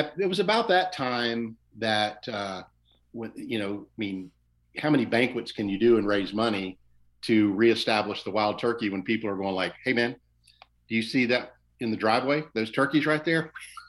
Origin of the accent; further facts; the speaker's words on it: West Central Florida, United States; I grew up in West Central Florida